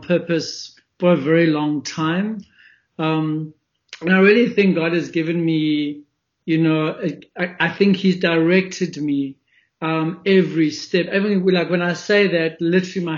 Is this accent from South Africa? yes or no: yes; Springs, Gauteng, South Africa; also born or lived in Johannesburg; So I was born in a small little gold mining town called Springs, which is in Ekurhuleni, the east of Johannesburg. I was born there, grew up there